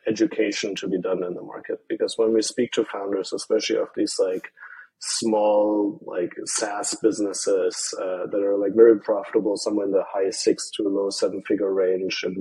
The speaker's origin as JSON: {"language": "English", "country": "Germany", "also_born_or_lived": "Ireland", "moved": "as an adult", "said": "I'm from Germany"}